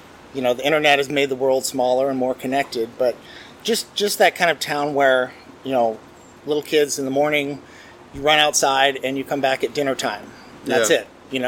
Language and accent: English; Athens, Ohio, United States; moved away; also born or lived in Virginia; I grew up in Athens, Ohio.